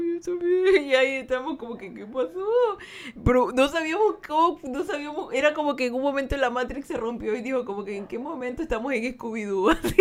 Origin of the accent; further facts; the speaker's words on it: Guayaquil, Guayas, Ecuador; now in United States; Yo soy el sur de Guayaquil